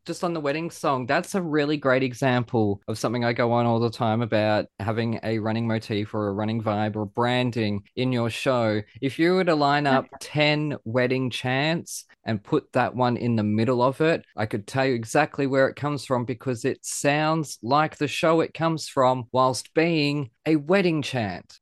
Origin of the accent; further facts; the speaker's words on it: Australia; being an Aussie rules boy